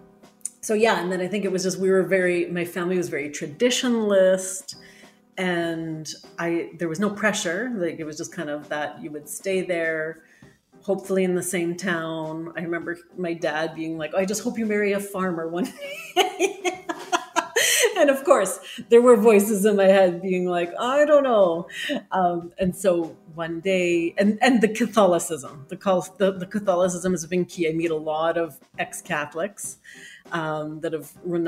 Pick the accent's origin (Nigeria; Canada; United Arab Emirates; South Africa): Canada; Saskatchewan; now in Calgary, Canada; I'm originally a farm girl from Saskatchewan. That's the Montana of Canada and not the glamorous part. I live in the big city now